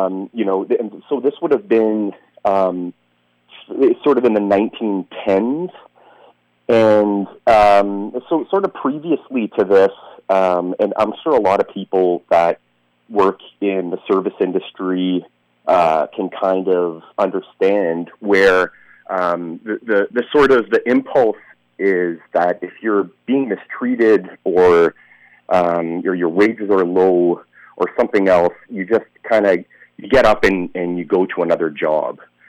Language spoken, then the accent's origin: English; Thunder Bay, Ontario, Canada; also born or lived in Finland; I was born in Finland, but grew up in Canada, in Thunder Bay